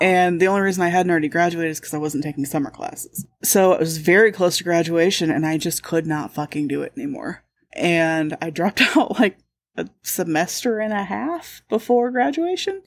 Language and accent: English; Indiana, United States; I'm from Indiana